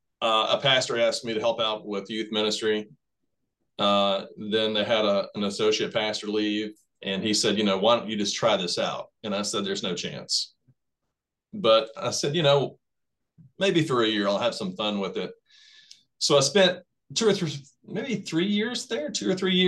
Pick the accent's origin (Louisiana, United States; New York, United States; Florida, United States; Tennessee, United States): Tennessee, United States; Shelbyville; I'm a native Tennessean. I was born in Middle Tennessee, Shelbyville, Tennessee.